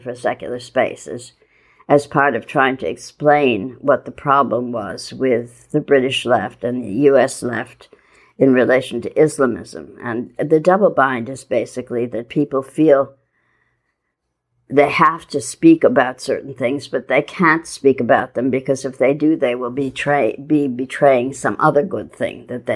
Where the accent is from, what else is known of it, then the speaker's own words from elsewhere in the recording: Midwest, United States; moved away; also born or lived in New York; I'm an American. I grew up in the Midwest. Moved to New York in the 70s, late 70s.